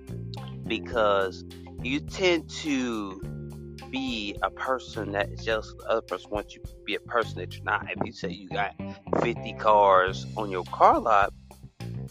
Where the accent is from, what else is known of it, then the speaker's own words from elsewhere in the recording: United States; from the United States, mainly from the United States